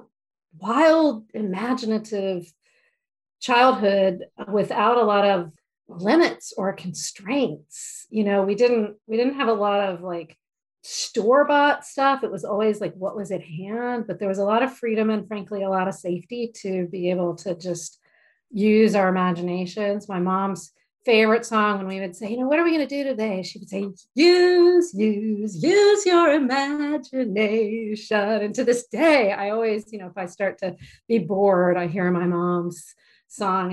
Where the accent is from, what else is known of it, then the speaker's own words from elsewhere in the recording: Mount Dora, Florida, United States; So I was born in Florida, a tiny little town called Mount Dora in Central Florida.